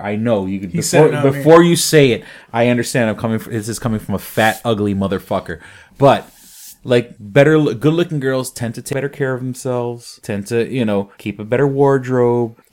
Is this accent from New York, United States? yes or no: yes; New York City, New York, United States; now in Rochester, United States; I grew up in New York City with some of the most beautiful women in the world